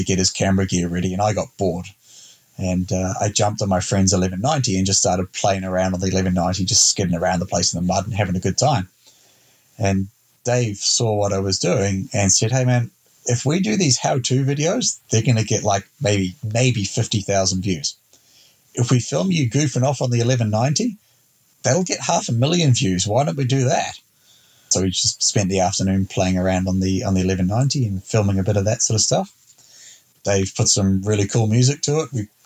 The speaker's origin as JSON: {"language": "English", "country": "New Zealand", "said": "I'm from New Zealand"}